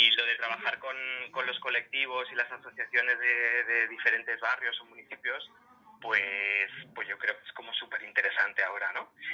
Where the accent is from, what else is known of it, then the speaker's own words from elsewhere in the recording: Madrid, Community of Madrid, Spain; yo nací en Argüelles, en Madrid, y me acuerdo cuando era pequeñito que, que, al lado de mi casa estaba la biblioteca